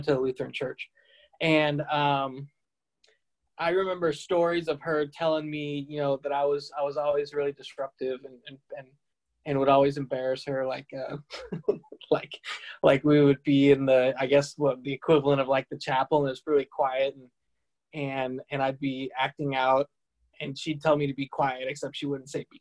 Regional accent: Tempe, Arizona, United States; also born or lived in Salt Lake City, Utah / France; I was born in Salt Lake City, but my parents are not members. And when I was young, we didn't stay in Salt Lake long. We moved to France. And then when I was about 3 or 4, we moved to Tempe, Arizona

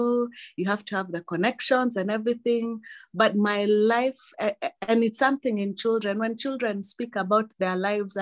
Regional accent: Mombasa, Mombasa County, Kenya; I was born in Mombasa to Christian parents

